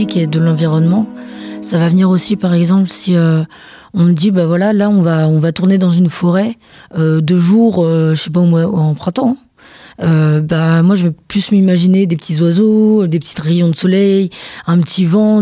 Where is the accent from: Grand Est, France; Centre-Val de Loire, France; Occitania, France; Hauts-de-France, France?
Centre-Val de Loire, France; Montargis; je viens pas d'Orléans précisément, je viens de Montargis